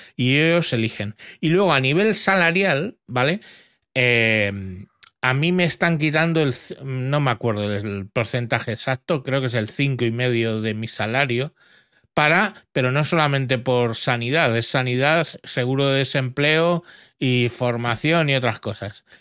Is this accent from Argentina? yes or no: no; Spain